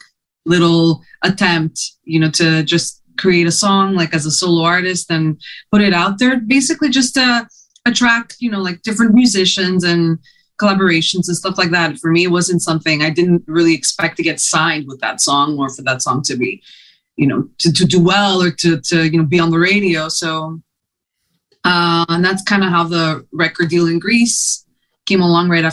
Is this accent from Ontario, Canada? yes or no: no; Montreal, Quebec, Canada; first language Greek; English and French, of course, when you're growing up in Montreal